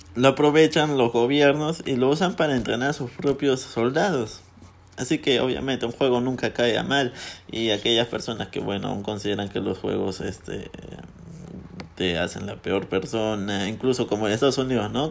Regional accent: Peru; en mi país, porque yo soy peruano

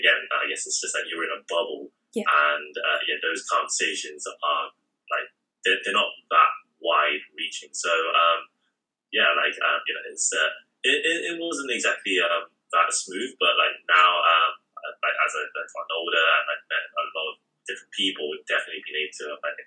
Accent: Nuneaton, West Midlands, United Kingdom; moved away as an adult; also born or lived in Hong Kong / New York; now in London, United Kingdom; I'm originally from Nuneaton, which is a small town in the Midlands near Birmingham, Leicester, Coventry, and basically I grew up being the only Chinese family in the whole town

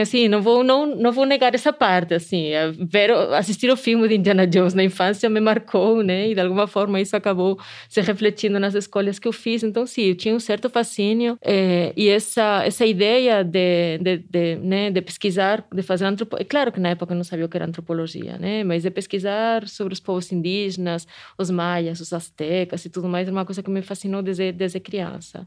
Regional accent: Spain; accent: Spanish; Portuguese is a second language; moved away as an adult; also born or lived in Canada; now in Brazil; eu sou espanhola, dá para perceber pelo sotaque, né? Que eu não sou daqui

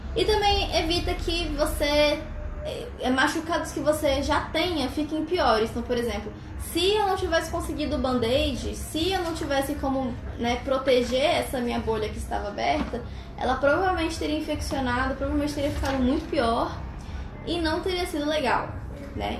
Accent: Brasília, Federal District, Brazil; eu sou de uma cidade que parece um deserto. Brasília é um lugar muito, seco, muito seco.

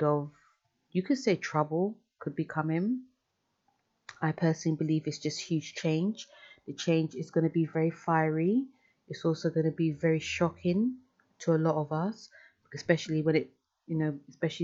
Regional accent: London, United Kingdom; I'm from London

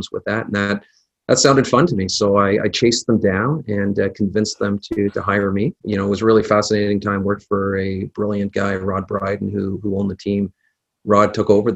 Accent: Ottawa, Ontario, Canada; born and raised in Ottawa here

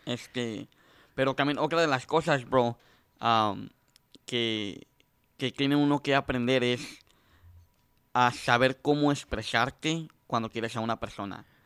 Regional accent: Mexico; now in United States; yo soy de México

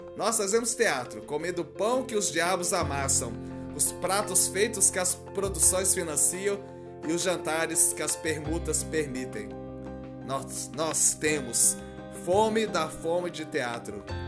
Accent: Minas Gerais, Brazil; accent: mineiro; como sou mineiro, tem toda essa coisa do sotaque, apesar de que eu não sei se eu tenho realmente esse sotaque

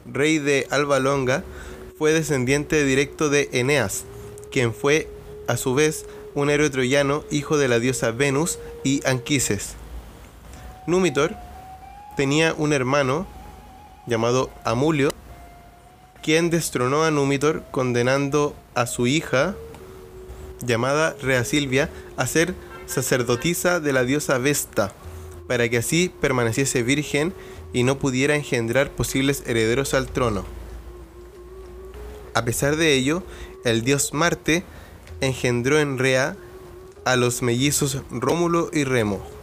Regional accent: Chile; soy chileno y tengo mentalidad de chileno

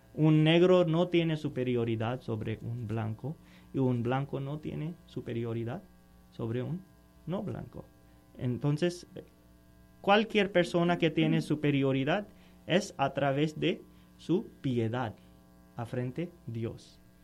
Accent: Pakistan; Spanish is a second language; moved away; yo soy de Pakistán

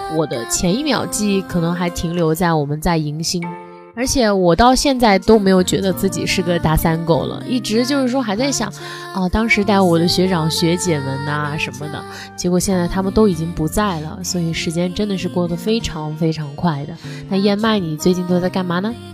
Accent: southern China, China; 我们家那边就是说秋裤哎，我才哎。是南方人

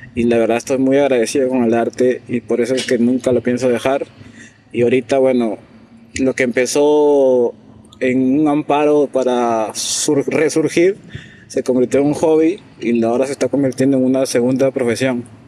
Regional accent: Piura, Peru; soy de Piura, actualmente trabajo en Chulucanas

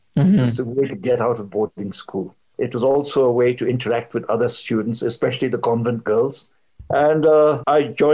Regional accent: Bhutan; also born or lived in England / India

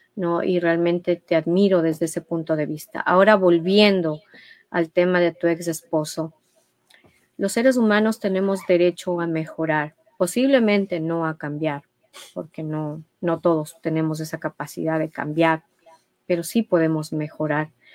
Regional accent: Ecuador; como ecuatorianos

